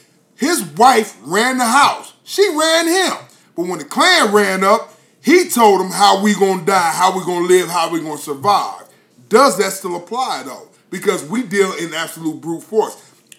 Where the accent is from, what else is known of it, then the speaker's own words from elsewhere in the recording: Columbus, Ohio, United States; Well, I grew up on the north side of Columbus in that house as well, right?